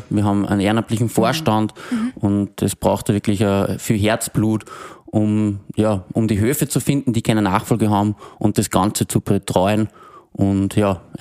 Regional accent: Upper Austria, Austria; ich komme von einem Betrieb aus Oberösterreich, ich bin quasi ein Gurkelbauernkind

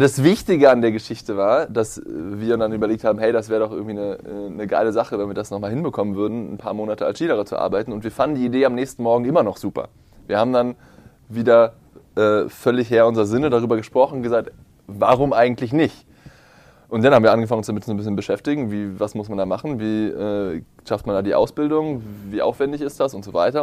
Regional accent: Potsdam, Brandenburg, Germany; ich bin zwar in Potsdam aufgewachsen

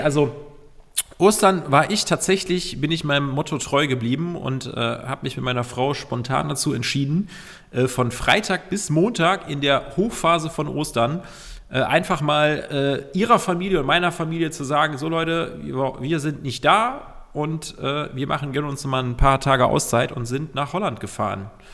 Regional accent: Cologne, North Rhine-Westphalia, Germany; wir sind Kölner

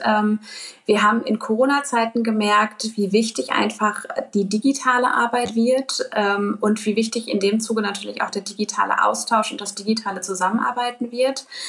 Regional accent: Dortmund, North Rhine-Westphalia, Germany; Bin selbst auch gebürtige Dortmunderin und schon immer sehr stark äh, mit der Heimatstadt verwurzelt gewesen.

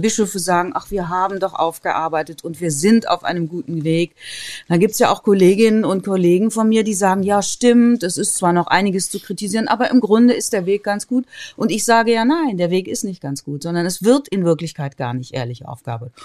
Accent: a village between Cologne and Bonn, North Rhine-Westphalia, Germany; Ich komme ja aus dem Rheinland, ne, aus einem Dorf zwischen Köln und Bonn. Da war nach meiner Wahrnehmung eigentlich jeder und jede katholisch. Es gab nichts anderes. Es gab keine Atheisten, jedenfalls keine, die sich zu erkennen gegeben hätten. Es, gab, es gab kaum äh, Protestanten. Man war einfach katholisch. Und da drin bin ich aufgewachsen

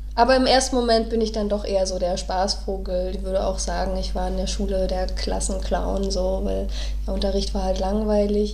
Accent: Neubrandenburg, Mecklenburg-Vorpommern, Germany; moved away as an adult; now in Berlin, Germany; ich wurde in Neubrandenburg geboren

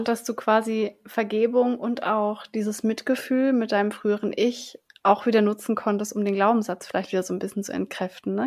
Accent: Southern Germany, Germany; ich bin ja in Süddeutschland auf dem Dorf aufgewachsen

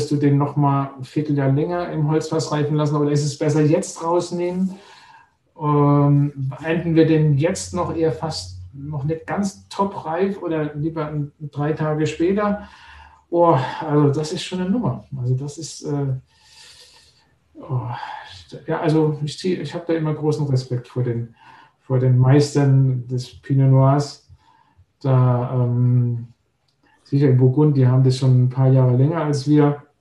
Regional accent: Rhineland-Palatinate, Germany; Da, Gerhard, da, da, muss ich als gebürtiger Pfälzer sagen

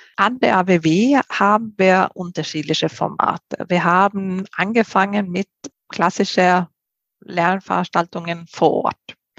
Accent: Sweden; German is a second language; moved away as an adult; also born or lived in Spain; now in Germany; ich komme ja ursprünglich aus Schweden bin mit einem Spanier verheiratet und äh, lebe jetzt her seit 20 Jahren in Deutschland

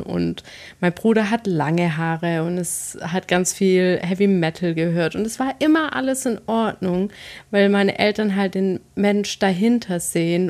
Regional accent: Swabia, Baden-Württemberg, Germany; now in Hesse, Germany; ich komme ja aus dem Schwabenland

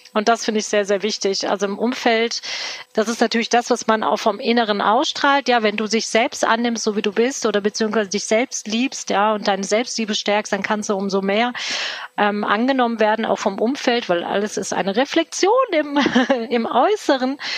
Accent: Cologne, North Rhine-Westphalia, Germany; ich bin tatsächlich gebürtige Kölnerin, mitten in Köln, aufgewachsen

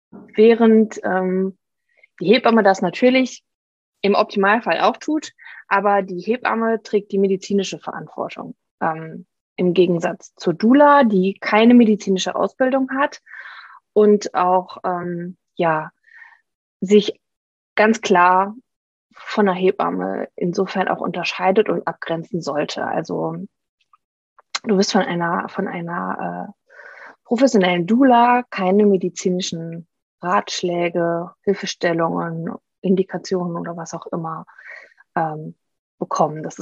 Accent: Saarland, Germany; now in Trier, Germany; wir leben äh, am Stadtrand von Trier, ziehen aber äh, nächsten Monat um wieder zurück in meine alte Heimat, ins Saarland

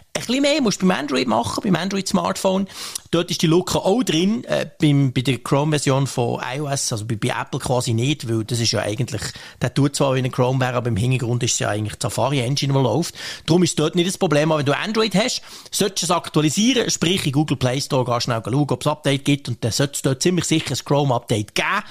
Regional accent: Bern, Switzerland; ich bin ja mega geduldig als Berner

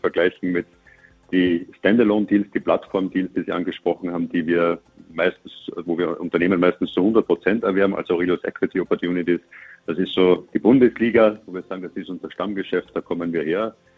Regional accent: Austria; Als Österreicher

